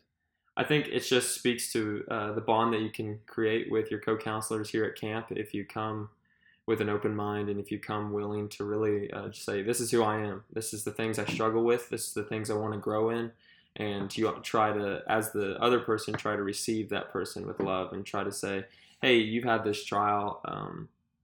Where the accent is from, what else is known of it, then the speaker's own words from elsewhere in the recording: Missouri, United States; we came from Missouri